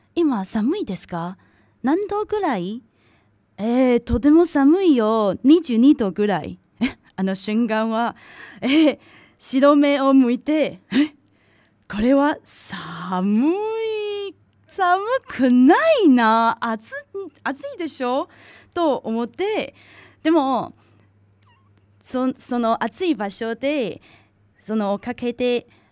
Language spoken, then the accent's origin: Japanese; Tainan, Taiwan; Japanese is a second language; now in Japan; 私の出身地は台台湾の南の方にある台南です